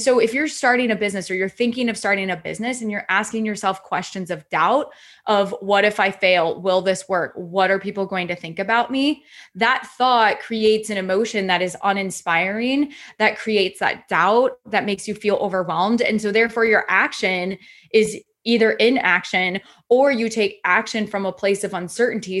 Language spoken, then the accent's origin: English; Iowa, United States; I'm originally from Iowa